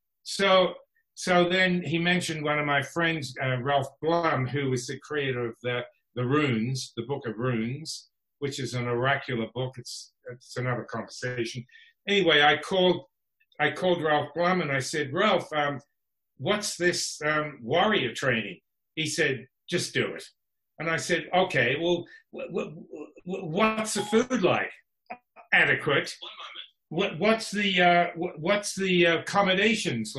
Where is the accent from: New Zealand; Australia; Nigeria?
Australia; Canberra, Australian Capital Territory; moved away as an adult; now in Los Angeles, United States; I was born in Australia, Canberra, the capital city.